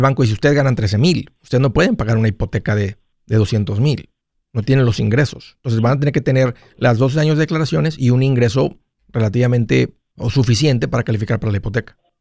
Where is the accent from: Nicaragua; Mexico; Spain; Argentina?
Mexico; Matamoros, Tamaulipas; moved away; de donde yo vengo